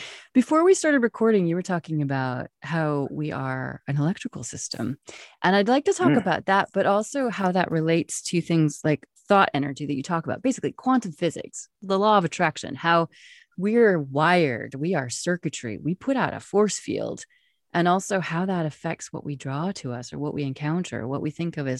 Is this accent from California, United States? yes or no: no; Wyoming, United States; I come from cowboy country. I come from Wyoming